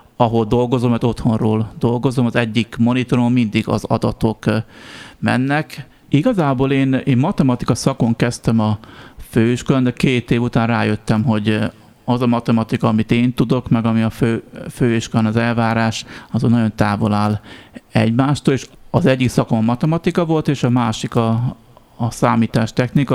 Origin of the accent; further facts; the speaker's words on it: Nyírmada, Szabolcs-Szatmár-Bereg, Hungary; ahol felnőttem Nyírmadán